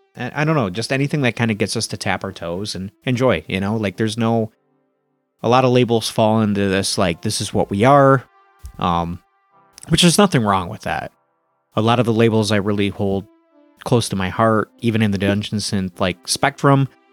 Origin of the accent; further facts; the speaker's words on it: Flint, Michigan, United States; moved away as an adult; also born or lived in Toronto, Canada; now in Rochester, United States; growing up where I grew up in Flint, Michigan